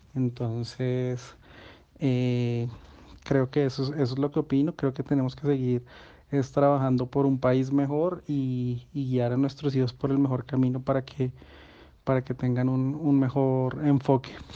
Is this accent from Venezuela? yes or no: no; Colombia; nosotros como colombianos